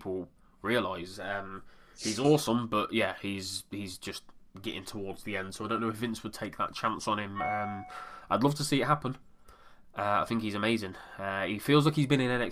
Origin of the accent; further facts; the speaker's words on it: United Kingdom; I am British